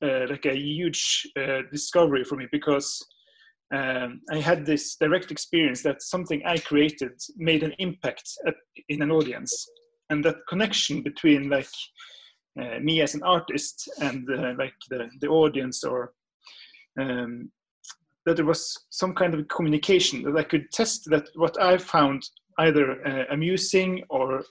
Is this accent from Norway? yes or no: yes; the North, Northern Norway, Norway; growing up in the North